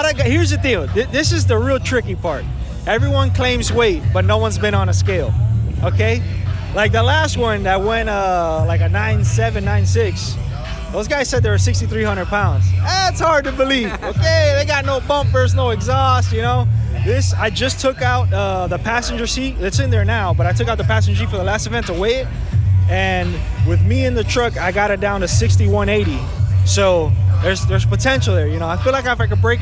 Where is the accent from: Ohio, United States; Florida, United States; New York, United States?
Florida, United States; Hialeah; I'm from Hialeah